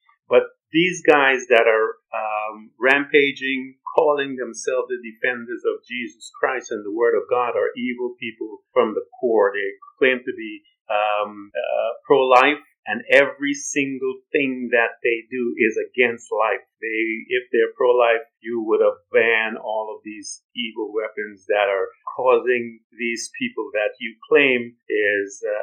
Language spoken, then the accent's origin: English; Guyana; moved away; also born or lived in United States; I'm a black man. I'm from British Guiana.